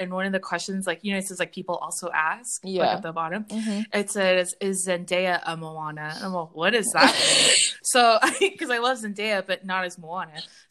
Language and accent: English; Samoa; first of all, I am not Hawaiian. I'm Samoan.